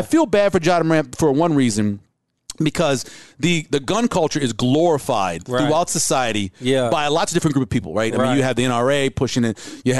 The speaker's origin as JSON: {"language": "English", "town": "New Orleans", "region": "Louisiana", "country": "United States", "tie": "born or raised there", "also_born_or_lived": "Monroe, Louisiana", "moved": "yes", "said": "as a light-skinned African-American growing up in New Orleans"}